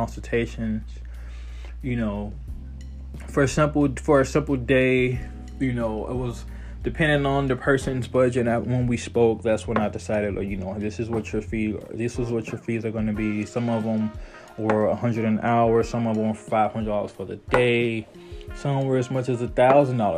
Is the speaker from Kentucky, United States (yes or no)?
no; Chicago, Illinois, United States; moved away; I'm 31, born and raised in Chicago, Illinois, moved all over